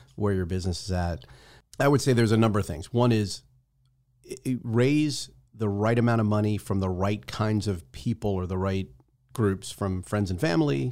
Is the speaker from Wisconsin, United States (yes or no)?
no; New Jersey, United States; now in Tampa, United States; I'm from Jersey